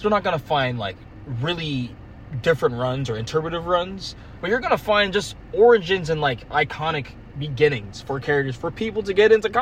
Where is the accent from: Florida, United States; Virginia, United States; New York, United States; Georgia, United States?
Virginia, United States; from Virginia